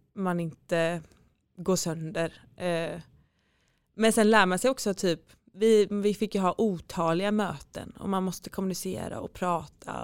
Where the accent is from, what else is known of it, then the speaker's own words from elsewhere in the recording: Gothenburg, Västra Götaland, Sweden; moved away as an adult; also born or lived in Norway; så bestämde jag mig för att söka högskolan här hemma i Göteborg